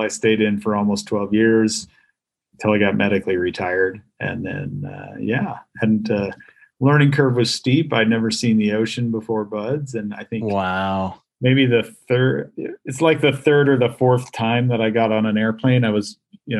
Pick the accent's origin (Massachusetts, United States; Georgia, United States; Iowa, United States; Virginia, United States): Iowa, United States; moved away as an adult; I grew up on a farm in Iowa, and I never even saw the ocean until I joined the Navy